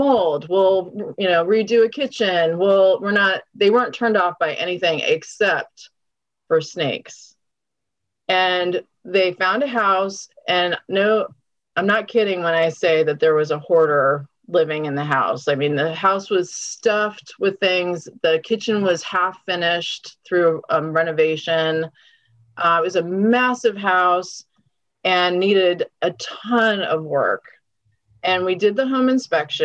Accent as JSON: {"language": "English", "town": "College Park", "region": "Maryland", "country": "United States", "tie": "born or raised there", "also_born_or_lived": "Washington, District of Columbia, United States / Silver Spring", "said": "I grew up in College Park. I live near the university. And so that's really my wheelhouse. I was born in DC."}